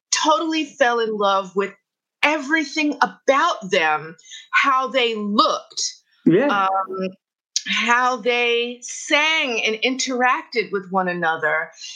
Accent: New York City, New York, United States; I grew up in the Bronx with parents who were very interested in music

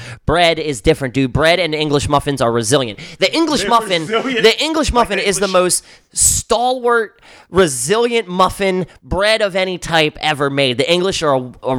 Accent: Baltimore, Maryland, United States; growing up in Highland Town

